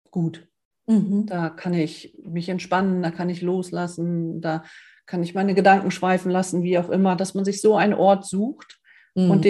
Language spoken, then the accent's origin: German; Northern Germany, Germany; ich bin ein Norddeutscher, ich will an die Küste